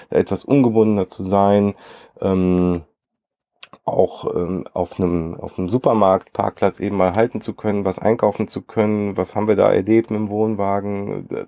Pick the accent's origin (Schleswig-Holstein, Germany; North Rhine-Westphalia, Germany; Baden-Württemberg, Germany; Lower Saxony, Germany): North Rhine-Westphalia, Germany; Cologne; Wir kommen halt aus Köln, da bist du irgendwie, das ist so gar nichts. Da ist halt nichts.